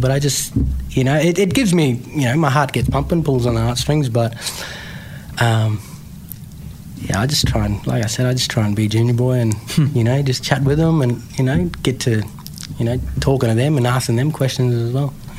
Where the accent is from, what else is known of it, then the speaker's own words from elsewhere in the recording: Tiwi Islands, Northern Territory, Australia; moved away; also born or lived in Darwin / Melbourne; growing up on the Tiwi Islands